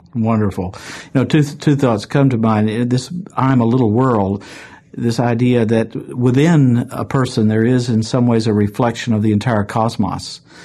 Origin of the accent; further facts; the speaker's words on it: Chattanooga, Tennessee, United States; in my hometown of Chattanooga, Tennessee.